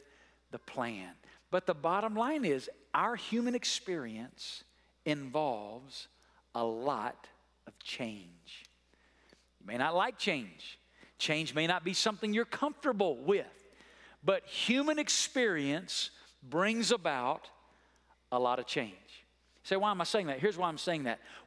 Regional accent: Muscle Shoals, Alabama, United States; now in Las Vegas, United States; I grew up in a small town in North Alabama called Muscle Shoals, Alabama

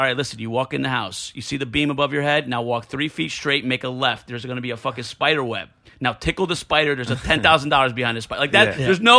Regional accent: Blairstown, New Jersey, United States; born or raised there

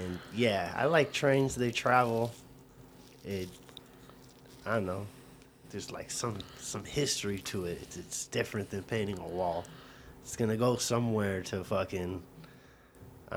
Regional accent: Broward County, South Florida, United States; moved away; I grew up in Broward County.

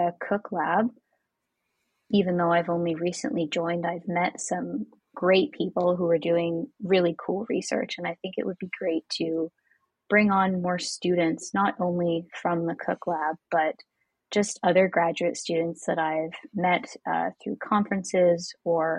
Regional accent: Toronto, Ontario, Canada; now in Ottawa, Canada; I grew up in Toronto

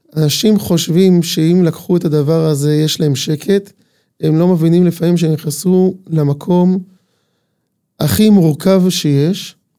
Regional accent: Ramat Tzvi, Northern District, Israel; אני בן מושב רמת צבי

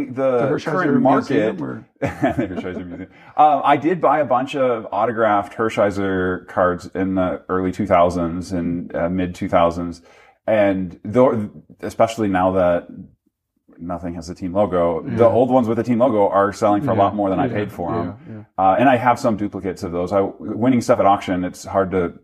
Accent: Minnesota, United States; I grew up in Minnesota

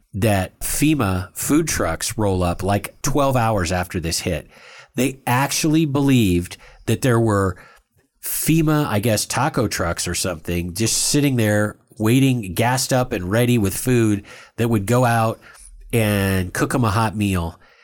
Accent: India; I'm Indian.

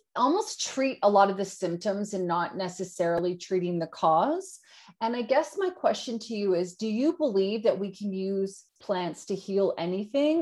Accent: Yukon, Canada; now in Australia; I grew up in the Yukon in Canada, Northern Canada, two hours out of Alaska.

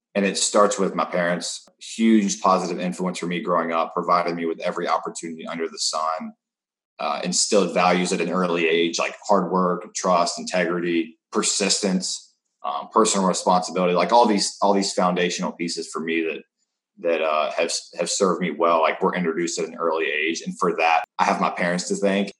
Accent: North Carolina, United States; moved away as an adult; also born or lived in Arizona; I grew up in North Carolina. I've been there my entire life

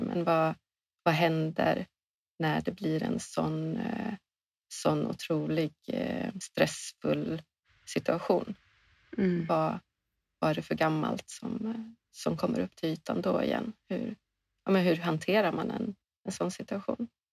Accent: Åland Islands; now in Sweden; vi spenderar ofta hela somrarna på Åland där mina föräldrar bor, där jag är uppvuxen

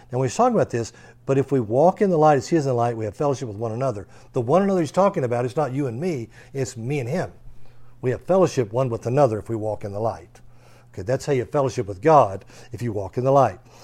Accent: Texas, United States; we're an American, or especially because we're a Texan.

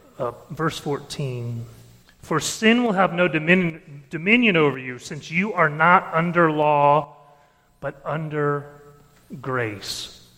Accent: Detroit, Michigan, United States; born there; and I was born in Detroit, and then we moved down

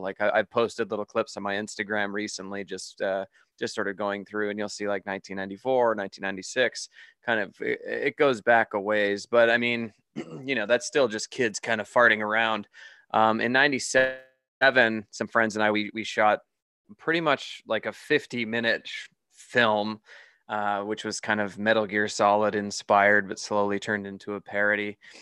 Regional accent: Canada; moved away as an adult; also born or lived in Toronto, Canada; now in Las Vegas, United States; I'm originally from Canada, and I live in Las Vegas now

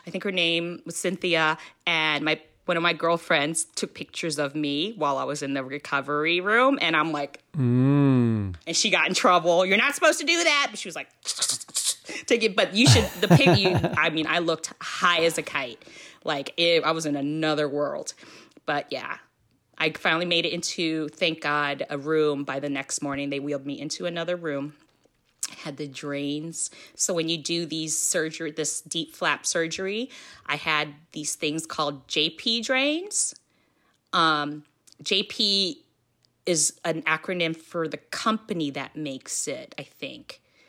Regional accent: Philippines; You know, you're Filipino, I'm Filipino.

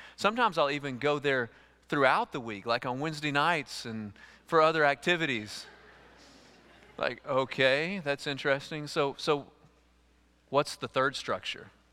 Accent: East Texas, United States; I grew up with chickens in East Texas

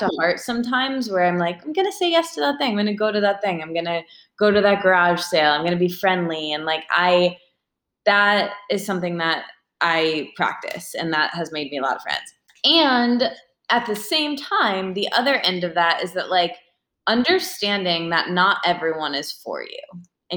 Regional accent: Midwest, United States; moved away; I'm from the Midwest with people who are like, hi, how are you? Very friendly, but like, let's not really talk about our feelings

